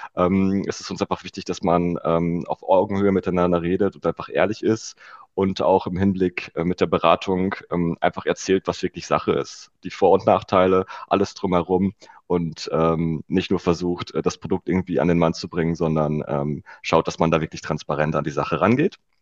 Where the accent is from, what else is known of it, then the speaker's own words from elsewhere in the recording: Rheda-Wiedenbrück, North Rhine-Westphalia, Germany; now in Berlin, Germany; Reda Wiedenbrück heißt das Städtchen